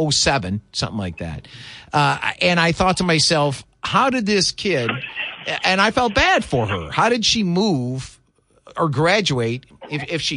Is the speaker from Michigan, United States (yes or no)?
yes; Michigan, United States; now in West Michigan, United States; I'm from Michigan, the east side of the state. But after college, I moved away. In 06, I moved back to this part of the state.